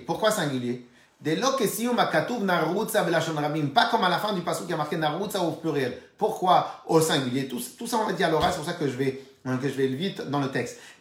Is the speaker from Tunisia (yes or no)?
yes; Tunisia; On est tunisien, Lubavitch